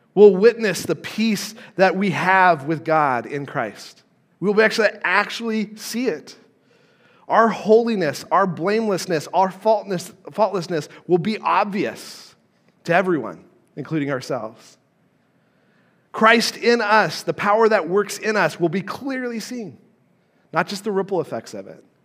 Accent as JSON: {"language": "English", "town": "Carson City", "region": "Nevada", "country": "United States", "tie": "born or raised there", "also_born_or_lived": "Southern Illinois", "moved": "as an adult", "said": "I grew up in Carson City, Nevada, okay, and I moved to Southern Illinois"}